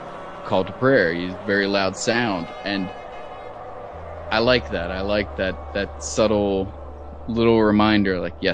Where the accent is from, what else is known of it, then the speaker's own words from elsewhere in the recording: Cincinnati, Ohio, United States; moved away as an adult; also born or lived in Iraq; now in Amman, Jordan; I'm originally from Cincinnati, Ohio